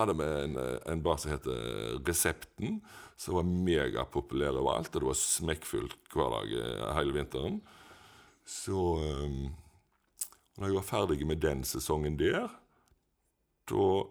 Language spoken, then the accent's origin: Norwegian; Etne, Vestland, Norway; also born or lived in Ølen; Jeg har vokst opp på en plass som heter Haugen i Etne